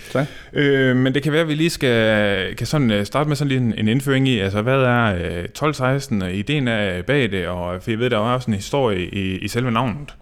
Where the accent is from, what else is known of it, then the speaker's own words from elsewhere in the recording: North Jutland, North Denmark Region, Denmark; det blæser i hvert fald op i Nordjylland, hvor jeg kommer fra